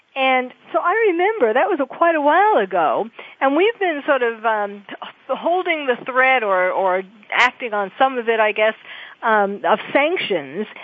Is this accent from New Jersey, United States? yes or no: no; New York, United States; moved away; I was born and bred in New York